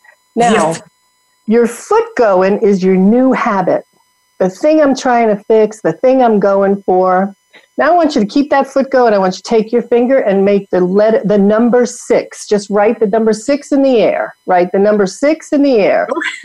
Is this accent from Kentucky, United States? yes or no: no; New York, United States; accent: New York; moved away as an adult; also born or lived in Atlanta; I go to New York and my New York accent comes back in a heartbeat. Right? And I've been gone from New York since I'm 21.